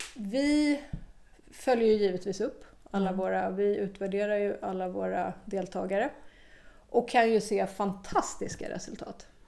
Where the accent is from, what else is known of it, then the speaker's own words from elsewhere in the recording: Stockholm, Stockholm County, Sweden; moved away as an adult; also born or lived in Malmö, Sweden / Australia; Jag är från Stockholm ja. ursprungligen, men vi hade bott i Malmö innan vi flyttade till Australien och kom tillbaka till Malmö då